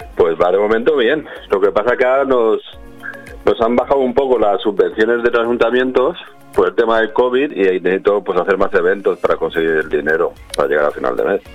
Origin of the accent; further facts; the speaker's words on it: Elda, Valencian Community, Spain; es de mi pueblo, pues yo soy de Irelda